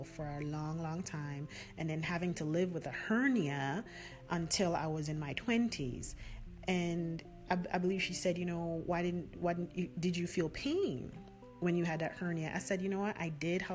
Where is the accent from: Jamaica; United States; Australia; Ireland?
Jamaica; accent: Jamaican; You can hear my accent coming out now, right?